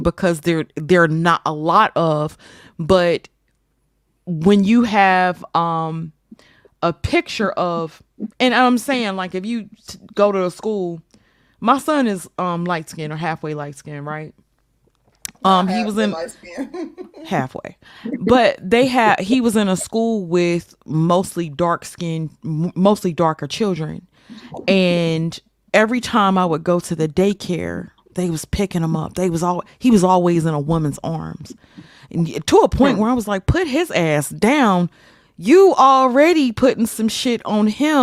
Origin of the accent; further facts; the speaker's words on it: Mississippi, United States; I grew up in Mississippi, deep, deep South.